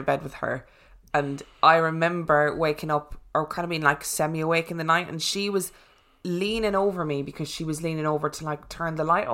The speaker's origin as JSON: {"language": "English", "country": "Ireland", "accent": "Irish", "said": "My Irish accent"}